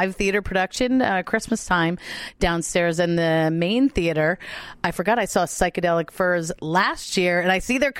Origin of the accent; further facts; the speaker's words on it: Easton, Maryland, United States; right here in my hometown of Easton, Maryland